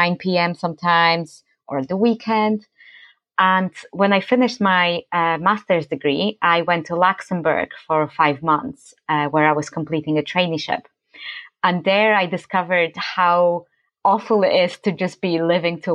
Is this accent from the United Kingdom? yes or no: no; Poland; moved away; I'm from Poland